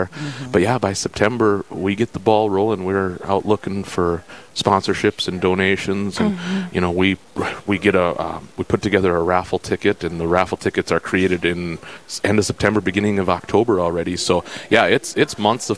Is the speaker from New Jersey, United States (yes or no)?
no; Dickinson, North Dakota, United States; I'm born and raised in Dickinson, North Dakota here.